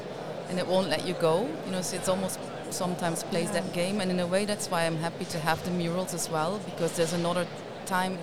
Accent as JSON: {"language": "English", "region": "Limburg", "country": "Netherlands", "tie": "born or raised there", "said": "I grew up in Limburg, in the south, and of course in the 70s"}